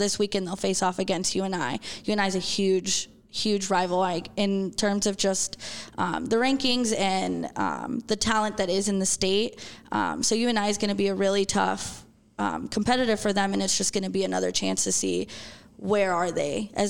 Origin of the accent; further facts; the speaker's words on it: Las Vegas, Nevada, United States; also born or lived in Denver, United States; I was born in Denver, but I grew up in Las Vegas.